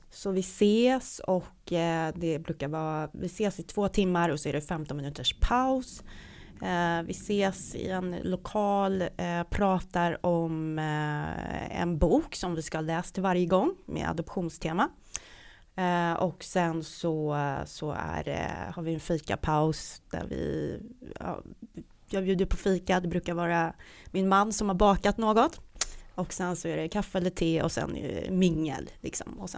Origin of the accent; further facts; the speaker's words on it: Stockholm, Stockholm County, Sweden; Ja, det var, det var i Stockholm på Söder. Mm. Uh, och uh, ja, så jag är en sån här söderböna. Uh, och jag bor, jag bor på Söder nu också.